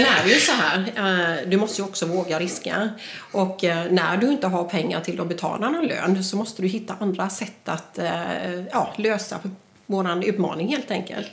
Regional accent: Jönköping, Jönköping County, Sweden; jag kommer ju från Jönköping

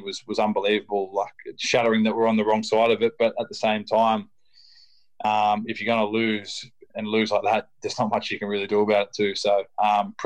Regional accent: Illawarra, New South Wales, Australia; my hometown team, West Illawarra

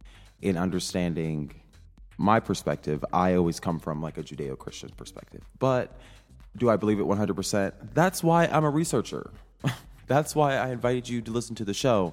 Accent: rural Midwest, United States; I'm a Midwesterner, you know, very normal. I talk, my proximity to whiteness is pretty close because I grew up in just a more conservative rural part of the Midwest

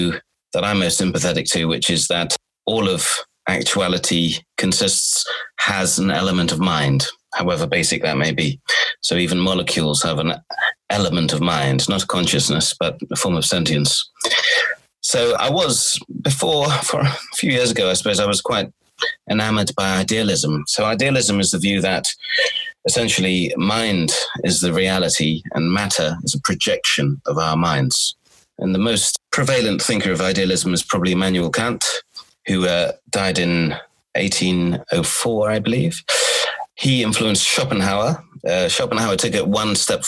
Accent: Cornwall, South West England, United Kingdom; also born or lived in Sweden / London / Warwick / Exeter; I was born in Sweden. I was raised in Cornwall, which is southwest Britain.

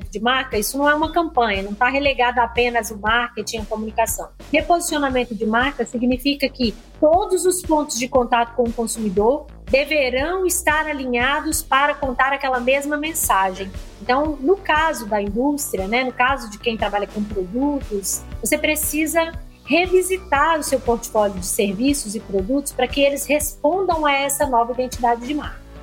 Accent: Minas Gerais, Brazil; accent: mineiro; now in São Paulo, Brazil; sou mineira, meu sotaque entrega

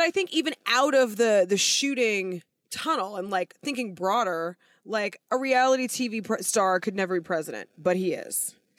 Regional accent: United States; me being an American

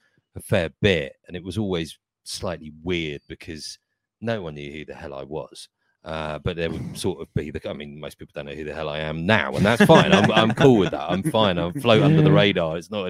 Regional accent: Haywards Heath, South East England, United Kingdom; moved away; my hometown, Haberteeth, is just literally down the road from Crawley.

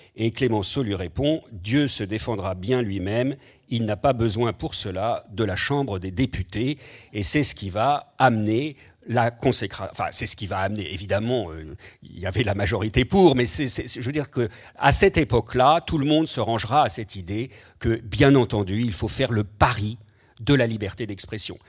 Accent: France; chez nous en France

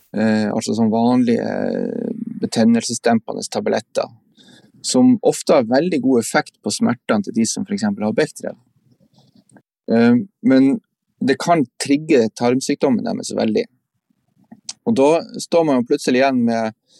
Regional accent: Andøya, Vesterålen, Nordland, Norway; now in Tromsø, Norway; Jeg er opprinnelig fra Vesterålen, fra Andøya

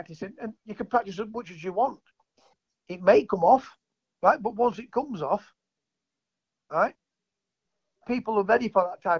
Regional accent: England, United Kingdom; I was born in England

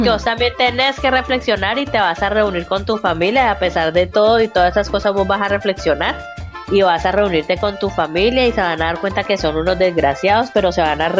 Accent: Colombia; Eh, primero que todo, como colombianos y como habitantes del planeta Tierra, tenemos

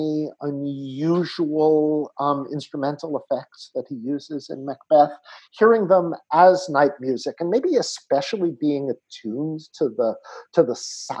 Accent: United States; accent: American; we've got my American speech factored into it as well

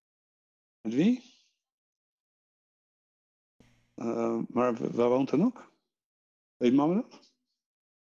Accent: Netherlands; accent: Dutch; English is a second language; moved away as an adult; also born or lived in Ireland / London; I'm actually from Holland, born and raised.

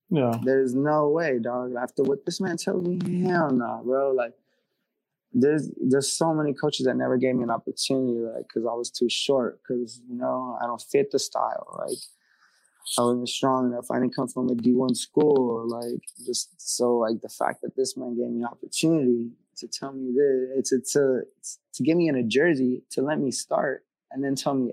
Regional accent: California, United States; I mean, I come from Cali, bro, and I'll tell you straight up, to get fans in Cali is hard

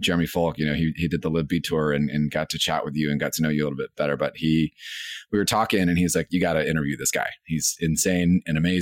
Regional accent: Los Angeles, California, United States; I'm from East LA, and so it's definitely an underserved, very heavily Latino community

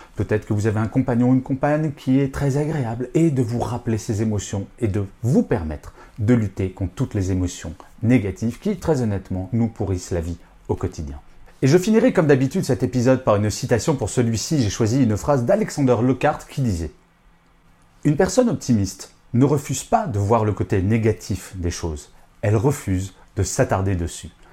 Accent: France; je suis français

